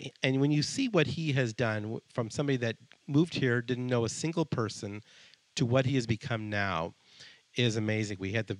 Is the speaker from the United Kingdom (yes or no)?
no; Colombia; born there; I was born in Colombia.